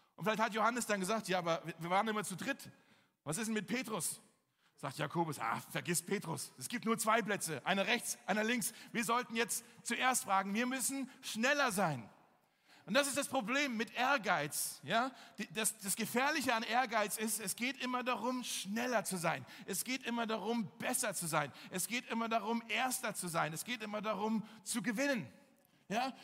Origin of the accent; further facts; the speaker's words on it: Berlin, Germany; zum Glück sind wir aus Charlottenburg